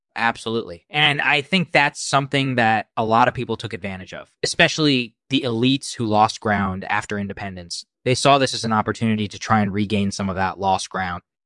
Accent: India; moved away; I was born in India, and I spent my formative years there

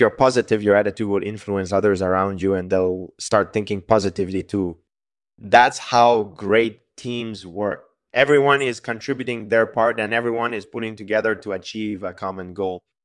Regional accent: Montreal, Quebec, Canada; I'm from Montreal, and I grew up there.

